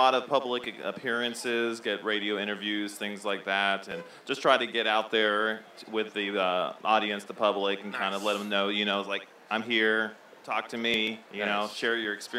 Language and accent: English; Florida, United States; now in Knoxville, United States; I'm a transplant from Florida, sunny Florida, and I came here to Knoxville.